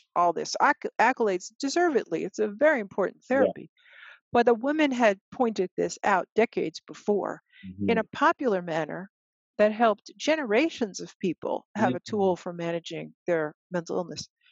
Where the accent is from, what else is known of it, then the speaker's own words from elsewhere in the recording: United States; we African Americans are working class people